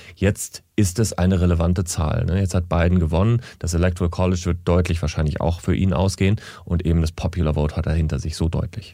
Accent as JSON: {"language": "German", "country": "Germany", "said": "als Europäer, als Deutscher"}